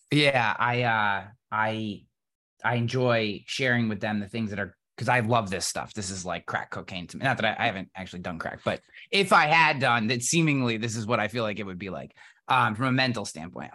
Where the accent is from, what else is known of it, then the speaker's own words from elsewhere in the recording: East Coast, United States; I'm from the East Coast and Irish and country